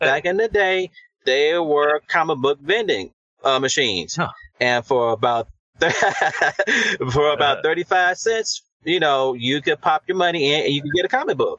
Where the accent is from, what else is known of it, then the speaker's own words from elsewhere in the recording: Chicago, Illinois, United States; I hail from Chicago, Illinois. Born and bred here